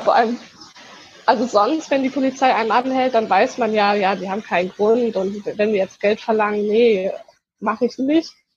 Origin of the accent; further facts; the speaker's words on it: Germany; ich bin aus Deutschland